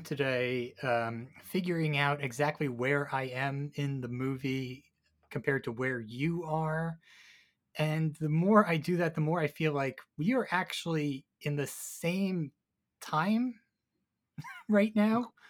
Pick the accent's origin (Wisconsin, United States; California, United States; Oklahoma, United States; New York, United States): New York, United States; as a New Yorker